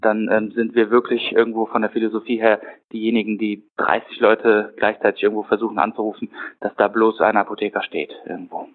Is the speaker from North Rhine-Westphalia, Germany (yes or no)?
yes; Düsseldorf, North Rhine-Westphalia, Germany; also born or lived in Aachen; bin in Düsseldorf geboren und aufgewachsen